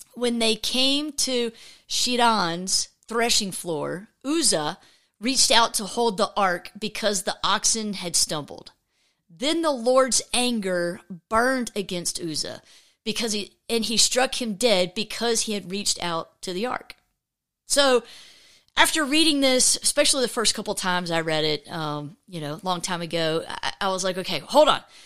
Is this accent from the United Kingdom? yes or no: no; just north of Atlanta, Georgia, United States; I grew up in Georgia, just north of Atlanta